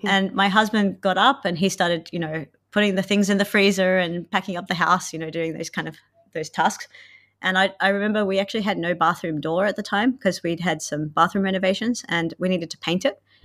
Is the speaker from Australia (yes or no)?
yes; Australia; moved away as an adult; now in Finland; I'm from Australia, and I've lived in Finland for eight years.